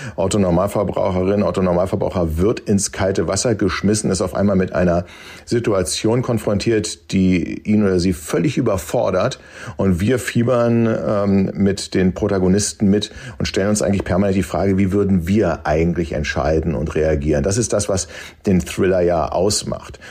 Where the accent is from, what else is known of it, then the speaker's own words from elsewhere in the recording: Germany; als Deutsche